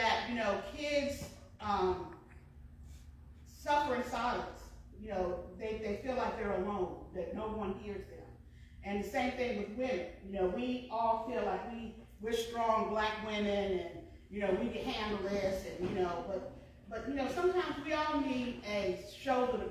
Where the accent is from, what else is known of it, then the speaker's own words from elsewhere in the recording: New York, United States; now in Franklin County, North Carolina, United States; I'm from New York.